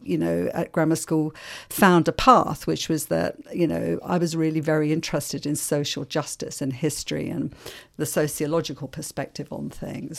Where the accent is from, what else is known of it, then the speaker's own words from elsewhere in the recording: London, United Kingdom; accent: English; moved away as an adult; also born or lived in Ireland; now in Melbourne, Australia; I was seven when we came to London. And so I grew up in London